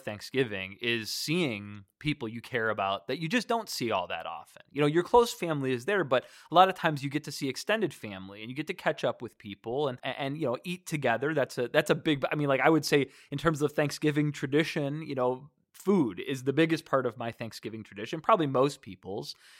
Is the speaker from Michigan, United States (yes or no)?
yes; Detroit, Michigan, United States; I grew up in Michigan. You know, Detroit, you know, I, I grew up, uh, just five miles north of the city of Detroit